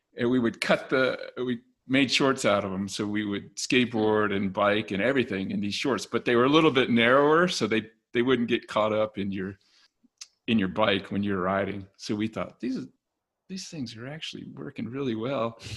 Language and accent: English; Richmond, Virginia, United States; now in Golden, United States; I was born in Virginia, Richmond, Virginia, and now live in Golden, Colorado